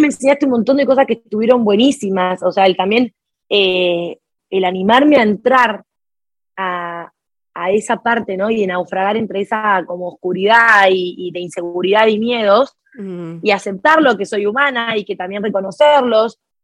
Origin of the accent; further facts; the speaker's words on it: Jujuy, Argentina; now in Buenos Aires, Argentina; Jujuy es el nombre de la provincia de donde yo nací. Yo en este momento estoy residiendo en Buenos Aires, pero vengo de una provincia que queda a 1800 kilómetros de acá de Buenos Aires. incluso viví toda mi infancia en un pueblo muy chiquitito